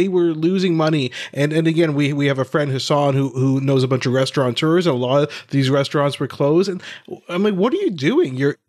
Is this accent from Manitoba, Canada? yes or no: no; Ottawa, Ontario, Canada; which was in my hometown of Ottawa.